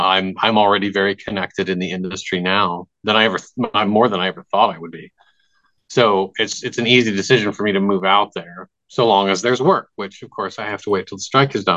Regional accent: Midwest, United States; being a kid growing up in the Midwest before the internet was really a thing

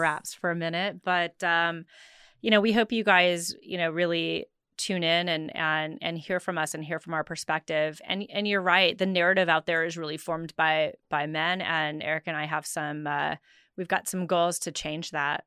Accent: South Sioux City, Nebraska, United States; growing up in South Sioux City, Nebraska

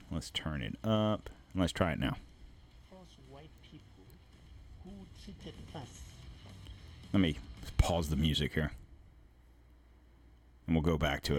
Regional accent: United States; as an American raised in this country for the last 50 years

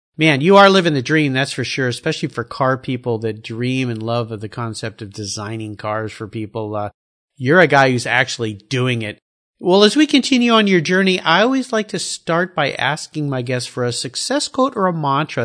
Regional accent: Southern California, United States; I remember growing up in Southern California

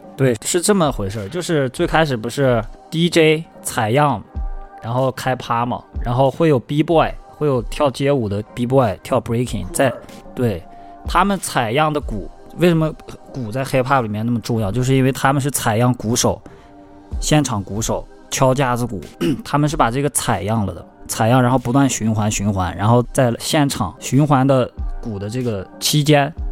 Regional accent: Shanxi, China; now in Chengdu, China; 我作为一个山西人来到成都定居

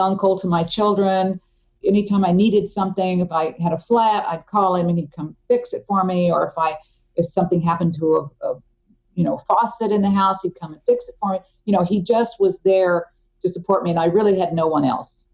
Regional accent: Tulsa, Oklahoma, United States; moved away; I had moved back to my hometown, uh, Tulsa, Oklahoma

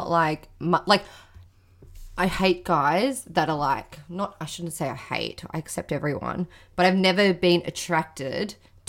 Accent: Australia; Aussie. I'm from Australia, mate.

